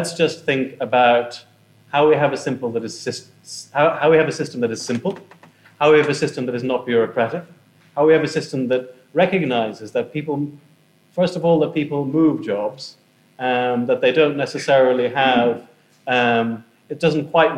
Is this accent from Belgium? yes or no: no; Ireland; moved away as an adult; now in United Kingdom